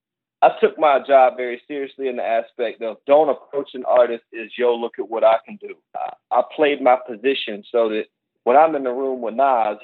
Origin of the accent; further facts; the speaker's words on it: North Carolina, United States; moved away as an adult; now in New York, United States; I'm from North Carolina.